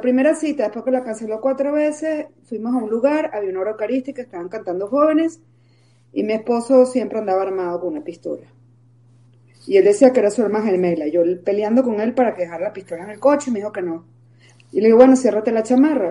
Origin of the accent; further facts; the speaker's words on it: Venezuela; moved away as an adult; now in Mexico; Soy mitad venezolana y, mi patria natal y mi patria adoptiva porque tengo 25 años en México